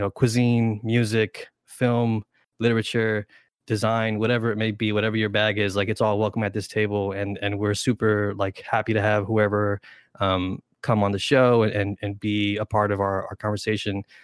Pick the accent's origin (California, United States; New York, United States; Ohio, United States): New York, United States; New York City; first language Spanish; also born or lived in Brentwood, Long Island; all three of us are, uh, born and raised in New York, uh, specifically New York City